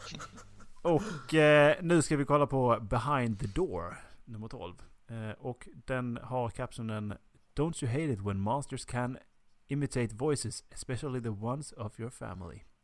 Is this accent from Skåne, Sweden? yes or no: yes; Skåne, Sweden; moved away; Jag var ju hemma i Skåne